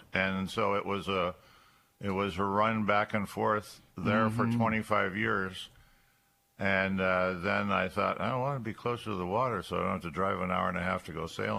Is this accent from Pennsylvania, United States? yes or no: yes; Erie, Pennsylvania, United States; moved away as an adult; also born or lived in Linesville, Pennsylvania / Olean, New York; I was born in Erie. And I'm a Bay Rat, as some people refer to us as. And I graduated from Strong Vincent in 1965, proud colonel.